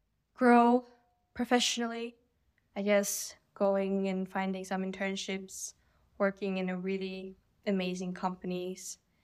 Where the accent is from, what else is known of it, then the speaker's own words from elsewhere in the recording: Kazakhstan; I'm from Kazakhstan.